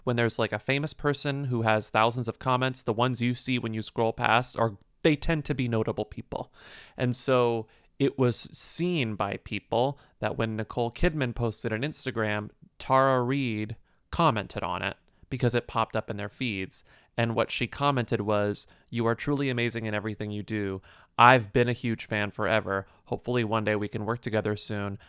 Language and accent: English; Texas, United States; I'm from Texas.